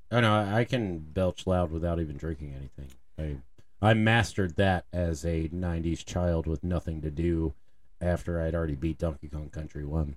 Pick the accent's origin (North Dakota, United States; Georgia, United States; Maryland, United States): Maryland, United States; Baltimore; when I was growing up in Baltimore, we had, we had lunch tickets